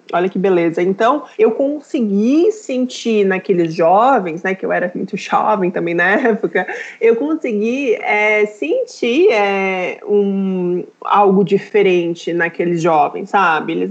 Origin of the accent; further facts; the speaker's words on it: Brazil; eu sou brasileira, mas as pessoas não me consideram brasileira, né?